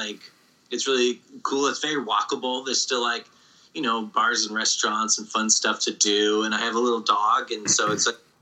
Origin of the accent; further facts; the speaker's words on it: rural Massachusetts, United States; I grew up in rural Massachusetts in New England